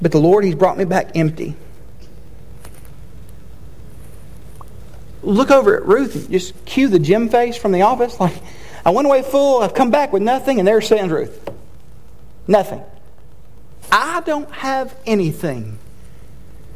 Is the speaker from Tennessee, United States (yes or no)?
yes; Chattanooga, Tennessee, United States; I went to college in my hometown, and so if you're unfamiliar, the University of Tennessee Chattanooga